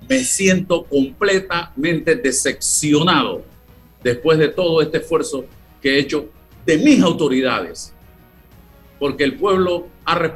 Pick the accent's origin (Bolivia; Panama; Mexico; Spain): Panama; Me he privado de muchas cosas, como muchos panameños